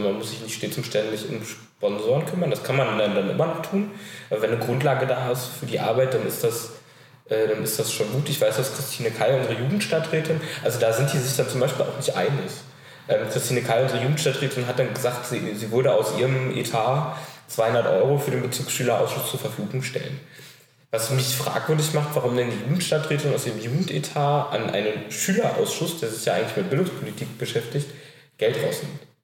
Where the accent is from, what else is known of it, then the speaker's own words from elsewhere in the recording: Berlin, Germany; Ich äh, komme aus Berlin, bin hier geboren und wohne äh, die 18 Jahre, die ich alt bin, jetzt auch schon immer in Pankow